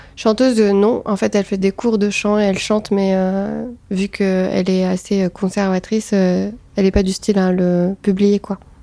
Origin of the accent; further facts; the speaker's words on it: Tunis, Tunis Governorate, Tunisia; moved away as an adult; now in Paris, France; moi j'ai grandi à Tunis. Je suis née à Tunis et j'ai grandi à Tunis